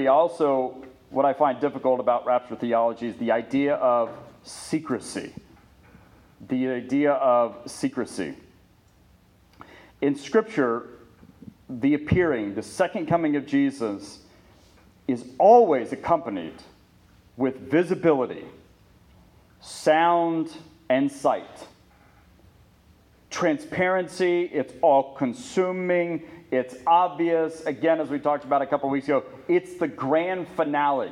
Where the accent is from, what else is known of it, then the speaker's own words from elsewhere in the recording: Ponca City, Oklahoma, United States; we were growing up in Ponca City